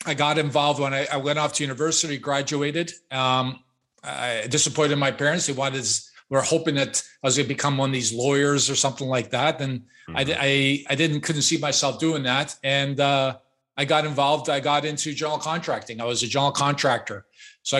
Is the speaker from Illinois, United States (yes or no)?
yes; Chicago, Illinois, United States; I was born and raised in Chicago